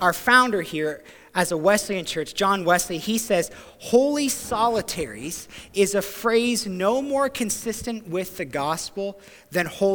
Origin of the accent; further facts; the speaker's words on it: Ontario, Canada; moved away as an adult; also born or lived in New Brunswick; now in Grand Manan, Canada; back home to Ontario